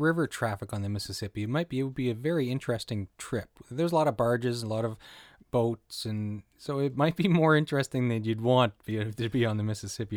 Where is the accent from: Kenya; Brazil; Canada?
Canada; Saint John, New Brunswick; I grew up in Saint John, near Saint John, New Brunswick